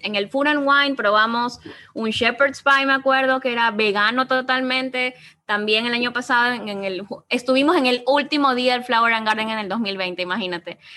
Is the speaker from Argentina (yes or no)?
no; Ecuador; somos ecuatorianos, no somos mexicanos